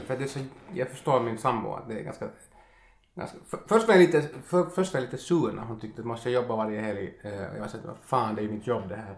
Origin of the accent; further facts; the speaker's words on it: Finland; kommer jag från Finland